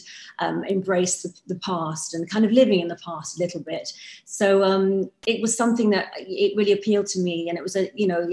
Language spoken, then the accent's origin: English; Hounslow, London, United Kingdom; growing up in Hounslow. There were lots of mods around my area